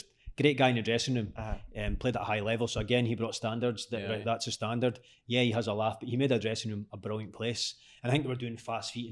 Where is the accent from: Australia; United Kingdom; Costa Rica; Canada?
United Kingdom; Aberdeen, Scotland; I'm from Aberdeen, my wife's from Aberdeen.